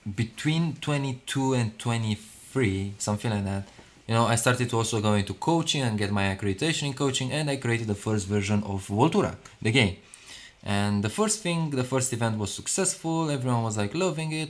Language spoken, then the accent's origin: English; Romania; now in London, United Kingdom; I was born in Romania